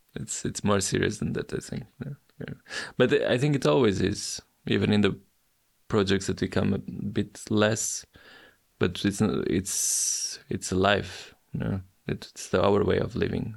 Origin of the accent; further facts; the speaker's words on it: Portugal; my hometown, even though today is a forgotten small town